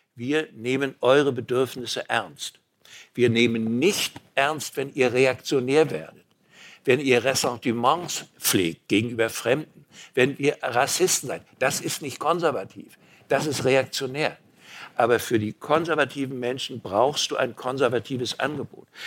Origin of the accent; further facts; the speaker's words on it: Mecklenburg-Vorpommern, Germany; Erstens bin ich Mecklenburger